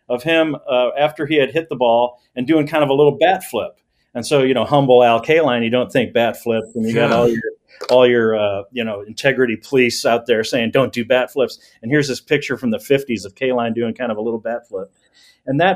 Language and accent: English; Detroit, Michigan, United States; I grew up like near East Warren and Mack area on the east side